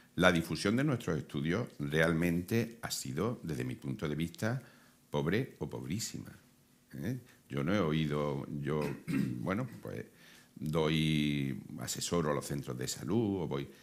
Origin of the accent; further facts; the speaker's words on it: Córdoba, Andalusia, Spain; yo vengo de Córdoba